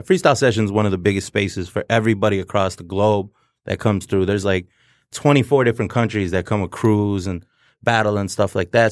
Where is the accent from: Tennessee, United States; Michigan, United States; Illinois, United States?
Michigan, United States; Detroit; I grew up, born and raised in South Detro-, Southwest Detroit